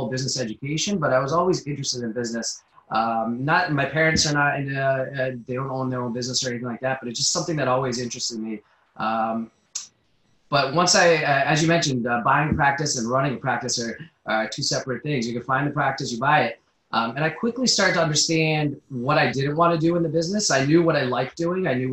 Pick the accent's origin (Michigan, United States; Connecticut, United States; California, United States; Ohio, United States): Connecticut, United States; also born or lived in New Jersey / Philadelphia; I grew up in Connecticut